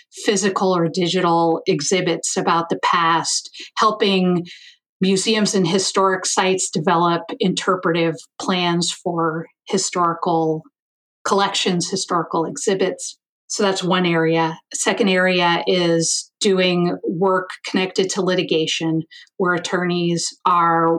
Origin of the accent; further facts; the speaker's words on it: Ohio, United States; moved away as an adult; now in Missoula, United States; I'm from Ohio. Midwestern girl